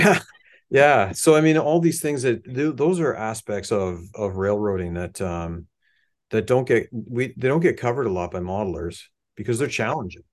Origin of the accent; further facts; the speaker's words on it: Hamilton, Ontario, Canada; I grew up in Hamilton